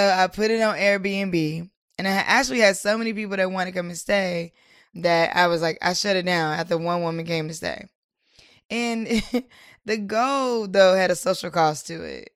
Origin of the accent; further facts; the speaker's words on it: Durham, North Carolina, United States; now in Washington, D.C. area, United States; I'm from, I'm originally from Durham, North Carolina, and I now am in the D M V, like, the D C area.